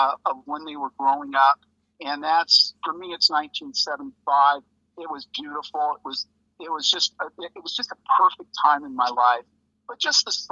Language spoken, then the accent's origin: English; Los Angeles, California, United States; also born or lived in Valencia, California; I'm actually from the San Fernando Valley, which is about 30 miles north of L.A.